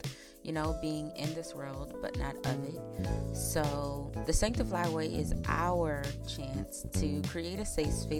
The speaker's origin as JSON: {"language": "English", "town": "Pocomoke City", "region": "Maryland", "country": "United States", "said": "I'm a girl from Pocomoke City, Maryland, not Maryland. I'm from the Eastern Shore, not Baltimore."}